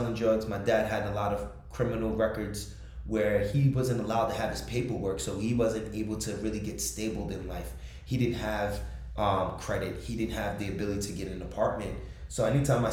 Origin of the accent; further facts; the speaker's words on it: Jersey City, New Jersey, United States; I was born and raised in Jersey City, New Jersey